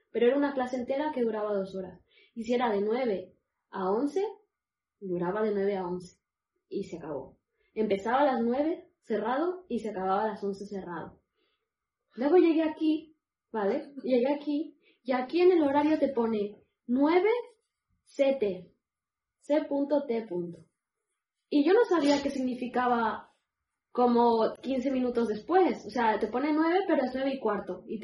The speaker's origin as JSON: {"language": "Spanish", "town": "Barcelona", "region": "Catalonia", "country": "Spain", "tie": "born or raised there", "said": "donde yo crecí en Barcelona, una callecita con hojas"}